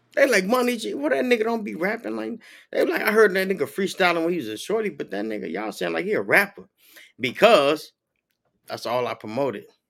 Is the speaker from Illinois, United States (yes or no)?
yes; Chicago, Illinois, United States; also born or lived in Minnesota / Los Angeles; now in Florida, United States; I'm from Chicago